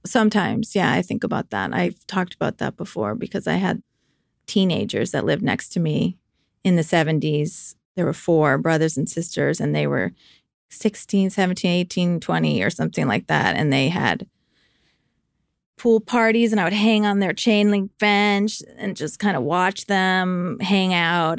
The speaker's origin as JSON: {"language": "English", "area": "outside of Hartford", "region": "Connecticut", "country": "United States", "tie": "born or raised there", "also_born_or_lived": "Vermont / New York", "moved": "as an adult", "said": "I grew up outside of Hartford, Connecticut."}